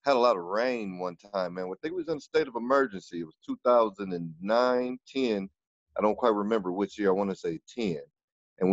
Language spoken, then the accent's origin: English; South Bend, Indiana, United States; moved away as an adult; also born or lived in Eau Claire, Wisconsin / Atlanta, Georgia; But I was raised in South Bend, Indiana, my whole life